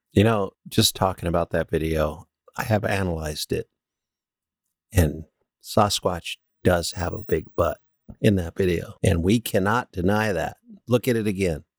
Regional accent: California, United States; now in Alaska, United States; we're both from California

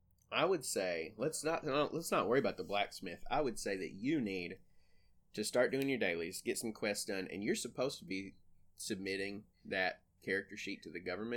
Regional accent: Appalachia, United States; We are Appalachian

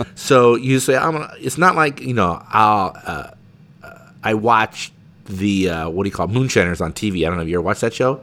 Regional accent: Pekin, Illinois, United States; we grew up in Pekin together

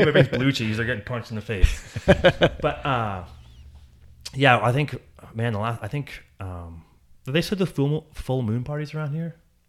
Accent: Barrie, Ontario, Canada; So I grew up in Barrie, just outside of Barrie.

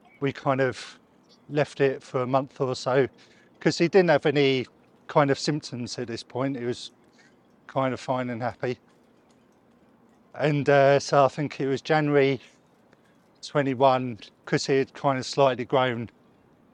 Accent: Southend-on-Sea, East of England, United Kingdom; also born or lived in Rayleigh; we're from Southend area and Rayleigh. So moved here when I was younger

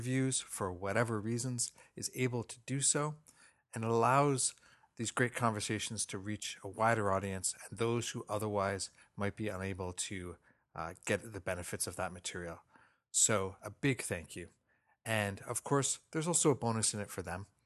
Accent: Toronto, Ontario, Canada; I come from a Scottish background, even though I was born and raised in Toronto

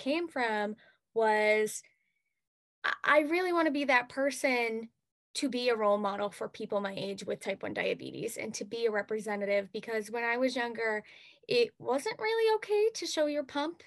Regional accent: Lakeville, Massachusetts, United States; I am from Lakeville, Massachusetts. And this year, I'm actually representing my hometown of Lakeville

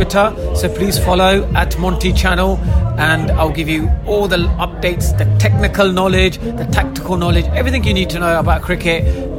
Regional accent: England, United Kingdom; I'm British Asian, born in this country.

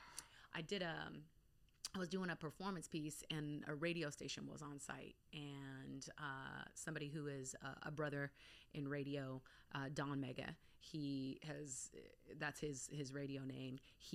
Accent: Anchorage, Alaska, United States; also born or lived in Bay Area, California; So, I'm all over. Okay. So, I'm born in Anchorage, Alaska. Okay. I spent about 7 years of my formative years in the Bay Area in California. I went back to Alaska for high school

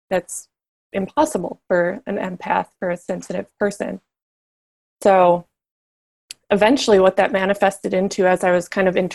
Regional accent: Minnesota, United States; moved away as an adult; also born or lived in Southern California; I was a girl from Minnesota at this retailer in Southern California

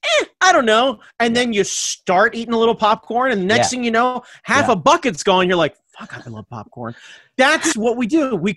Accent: United States; I'm American

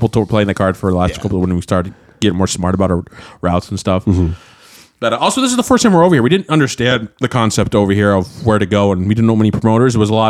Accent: Anchorage, Alaska, United States; now in Portland, United States; Because that's where we're from.

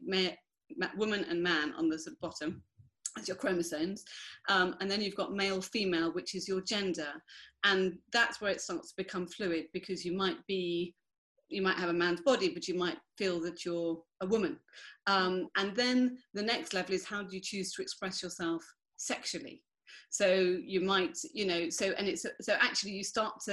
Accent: United Kingdom; I'm white British

